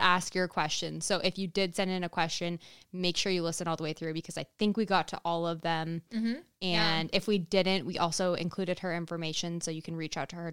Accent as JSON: {"language": "English", "region": "California", "country": "United States", "also_born_or_lived": "Iowa", "said": "I'm from California"}